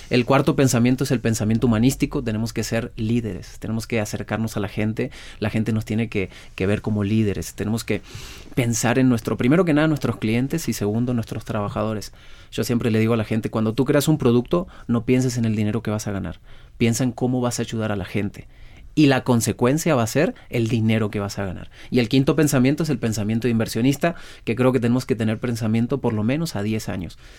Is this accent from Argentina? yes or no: yes; Argentina; now in Baja California, Mexico; yo soy argentino, pero ya soy más mexicano.